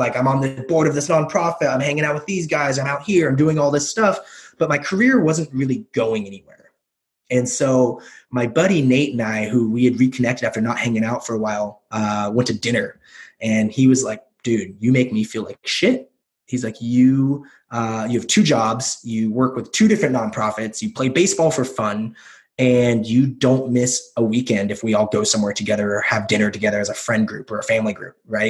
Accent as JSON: {"language": "English", "region": "Pacific Northwest", "country": "United States", "said": "And I'm from the Northwest. I've always wanted to move away from the Northwest."}